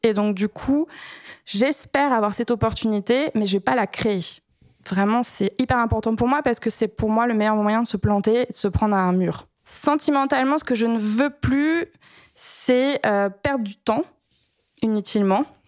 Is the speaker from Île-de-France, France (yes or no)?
yes; Paris, Île-de-France, France; je suis parisienne